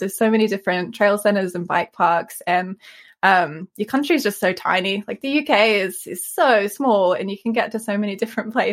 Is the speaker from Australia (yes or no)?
yes; Australia; moved away; also born or lived in Sydney; I'm Australian and I was living in Sydney at the time